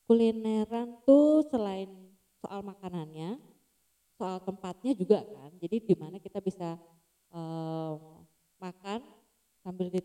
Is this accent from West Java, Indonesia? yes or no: no; Jakarta, Indonesia; now in Yogyakarta, Indonesia; Nah kan aku tuh eh, lahir di Jakarta, lama tinggal di Jakarta. Habis itu move out tuh Jogja.